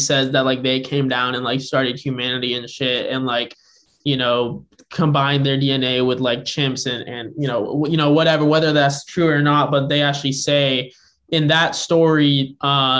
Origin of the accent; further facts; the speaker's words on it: Bay Area, California, United States; I'm from the Bay Area. I do like definitely identify with being from the Bay Area.